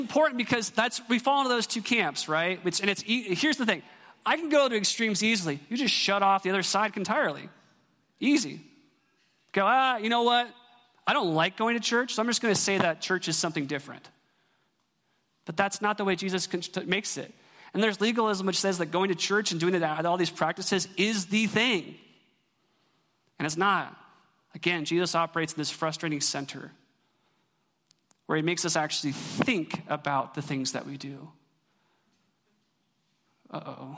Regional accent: Eugene, Oregon, United States; moved away; I'm from Eugene

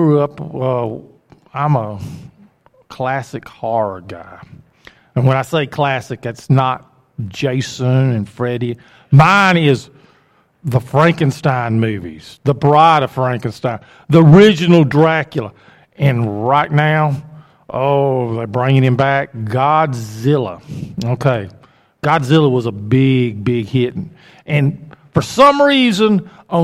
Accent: Oxford, Alabama, United States; also born or lived in Anniston, Alabama; I grew up in Oxford, Alabama. I was born in Anniston, but I grew up in Oxford

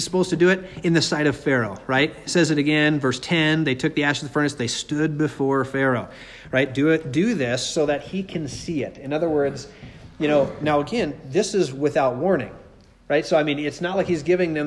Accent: Nephi, Utah, United States; where I grew up in Nephi.

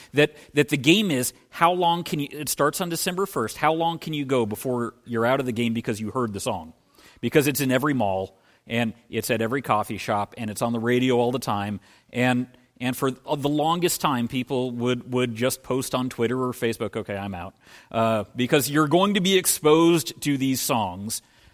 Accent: Minneapolis, Minnesota, United States; And admittedly, growing up in Minneapolis, the soft snow falling, Southern Illinois, it didn't snow before Christmas.

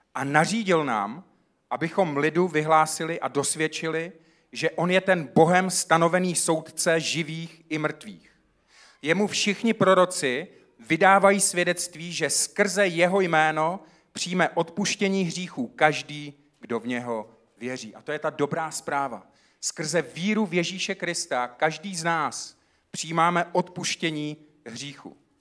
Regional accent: South Moravian Region, Czechia; Já jsem vyrůstal na Jižní Moravě

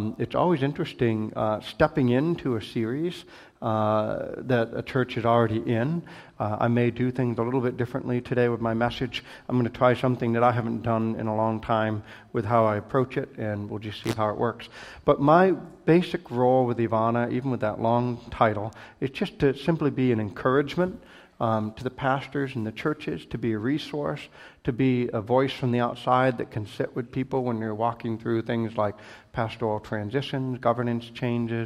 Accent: Bangor, Maine, United States; moved away as an adult; also born or lived in Michigan / Ohio; I grew up on the East Coast in kind of at the edge of the Maine woods in the last large city there before you get into the north in Bangor, Maine.

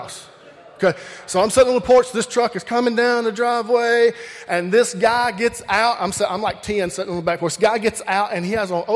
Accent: Alabama, United States; I grew up in Alabama

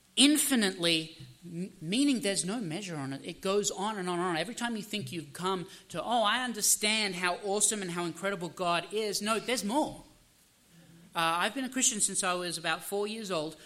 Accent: Australia; now in United States; I am Australian by birth. I'm American by citizenship.

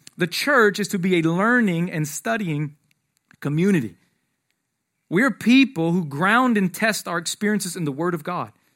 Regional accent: Atlanta, Georgia, United States; moved away; I'm from Atlanta originally

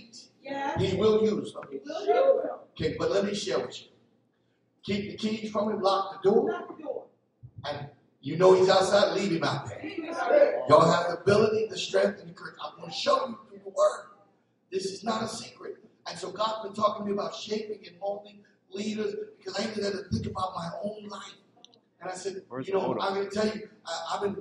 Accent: Philadelphia, Pennsylvania, United States; I'm from Philadelphia

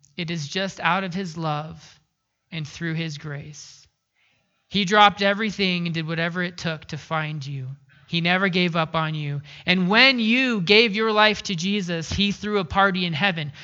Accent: Pacific Northwest, United States; moved away; I grew up in the Pacific Northwest

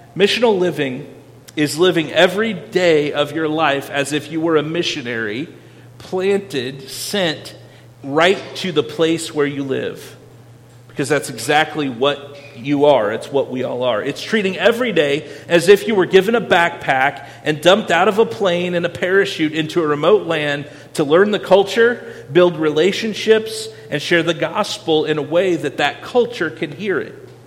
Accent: Iowa, United States; I'm from Iowa

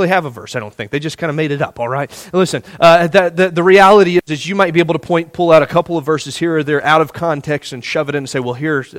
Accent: Indiana, United States; moved away; I'm from Indiana

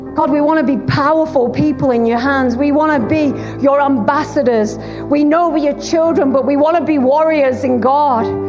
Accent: Bolton, North West England, United Kingdom; accent: Lancashire; moved away as an adult; now in Wales, United Kingdom; I was raised in uh, a, on a council estate in, in Bolton, in Greater Manchester, Lancashire

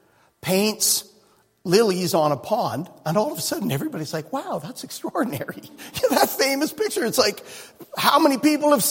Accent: Canada; Growing up in Canada

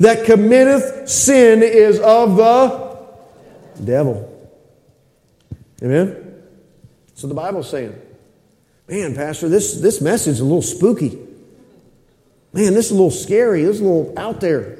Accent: United States; I'm American, red-blooded American through and through

